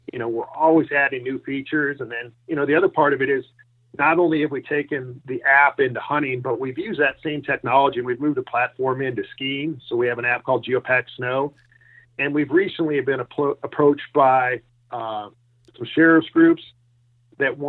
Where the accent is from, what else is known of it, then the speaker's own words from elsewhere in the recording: Minnesota, United States; also born or lived in Colorado; now in Denver, United States; I grew up in Minnesota